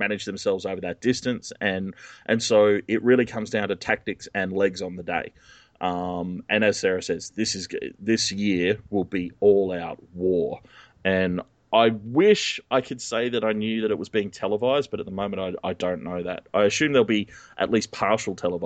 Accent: Australia; I'm also Australian

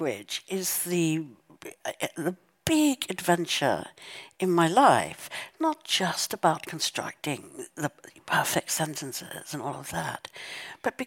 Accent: South Africa; growing up in South Africa and the violence of apartheid

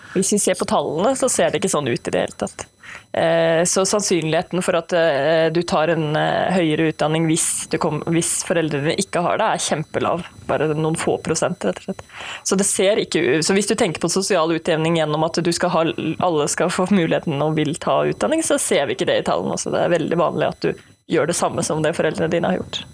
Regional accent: Sandefjord, Vestfold, Norway; moved away as an adult; now in Bergen, Norway; jeg kommer fra Sandefjord, men flyttet til Bergen eh, og begynte å studere samfunnsøkonomi på Universitetet i Bergen

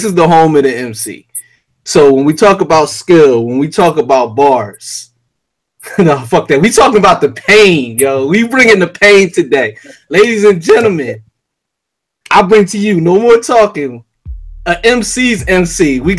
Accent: Philadelphia, Pennsylvania, United States; Now, I'm from Philly.

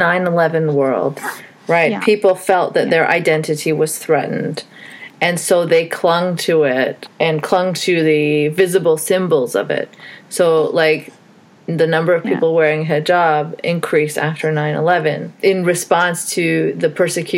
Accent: Saudi Arabia; moved away; also born or lived in Pakistan; I'm an atheist as well, and I grew up in Saudi

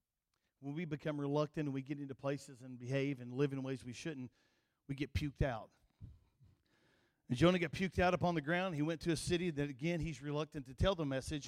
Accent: Kentucky, United States; accent: country; He knew I was from Kentucky. My nickname in college was Kentucky

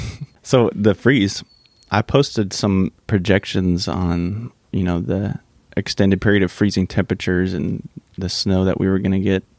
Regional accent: California, United States; moved away as an adult; also born or lived in San Diego; now in Central Texas, United States; my 20 years of living in California

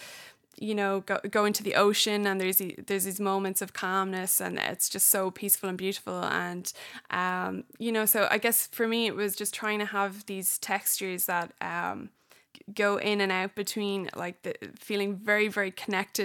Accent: Ireland; moved away as an adult; now in United States; I'm an Irish person living in the States

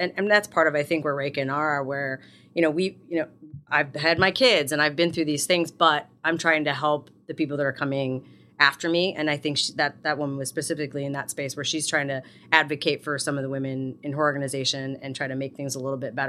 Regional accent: Minooka, Illinois, United States; I worked down in Minooka. That's my hometown.

